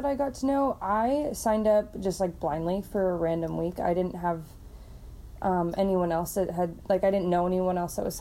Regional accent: Urbandale, Iowa, United States; also born or lived in Dubuque; now in West Des Moines, United States; I grew up in Urbandale and then moved to West Des Moines after college.

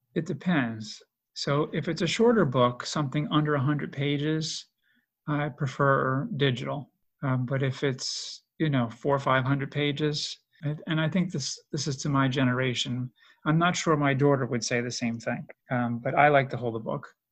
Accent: New York, United States; I grew up in New York.

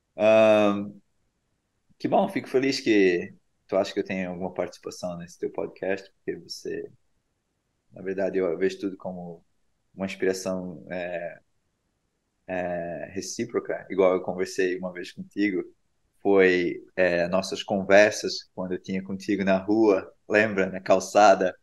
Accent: Brusque, Santa Catarina, Brazil; moved away as an adult; now in California, United States; eu fui embora de Brusque e não do Brasil

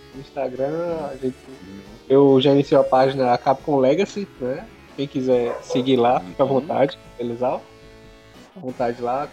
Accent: Pernambuco, Brazil; moved away as an adult; now in Caxias, Brazil; E eu sou de Pernambuco, sou descendente de Pernambuco. Só que eu morei, morei lá, cresci e tudo.

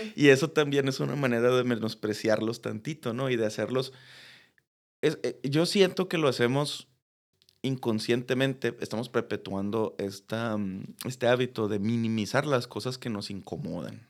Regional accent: Mexico; como latinoamericanos, no digamos solo mexicanos

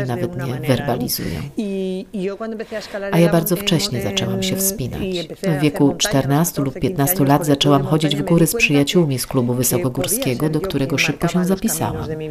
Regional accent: Tolosa, Basque Country, Spain; Pochodzę z tradycyjnej rodziny z kraju Basków

